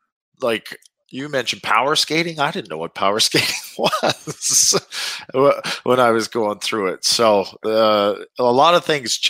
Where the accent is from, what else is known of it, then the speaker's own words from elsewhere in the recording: Frontier, Saskatchewan, Canada; also born or lived in Shaunavon; I grew up in, I was born in Shaunavon, which was the big city, because that's where the hospital was. You could be born there. Whereas the town I grew up in, Frontier, there was 200 people, and there wasn't a hospital.